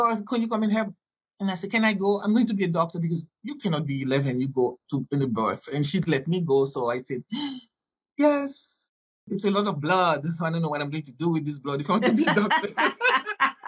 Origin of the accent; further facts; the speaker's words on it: Haiti; first language French; English is a second language; moved away as an adult; also born or lived in New York / Mexico / Jamaica / California; I grew up speaking Haitian and French